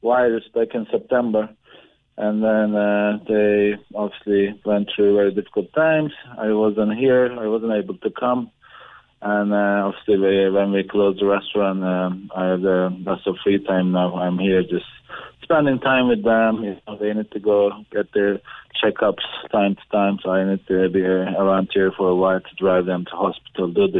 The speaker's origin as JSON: {"language": "English", "region": "Ankara", "country": "Turkey", "moved": "yes", "said": "we are from Ankara, it's the capital of the Turkey"}